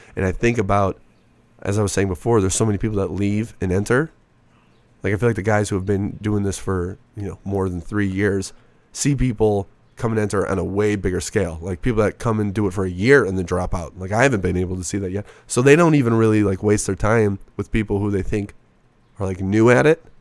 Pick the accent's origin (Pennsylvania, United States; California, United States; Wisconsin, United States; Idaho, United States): Wisconsin, United States; Racine; moved away as an adult; now in Phoenix, United States; born in a city called Racine, Wisconsin.